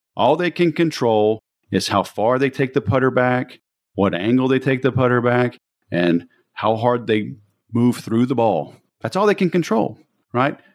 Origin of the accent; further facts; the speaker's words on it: Baton Rouge, Louisiana, United States; moved away as an adult; also born or lived in Biloxi, Mississippi / Mobile, Alabama; I grew up in Baton Rouge originally